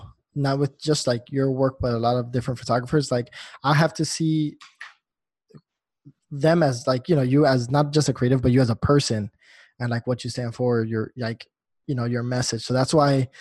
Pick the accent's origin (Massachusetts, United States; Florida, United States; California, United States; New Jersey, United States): New Jersey, United States; I'm natively from New Jersey. So, like, you know, growing up there, I've never felt myself as like a New Yorker